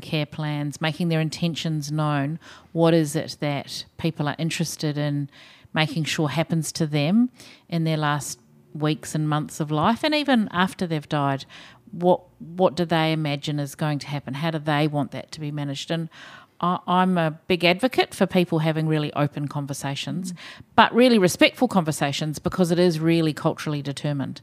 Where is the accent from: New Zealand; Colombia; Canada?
New Zealand; accent: Kiwi; now in Australia; maybe people can tell from my accent, I'm a Kiwi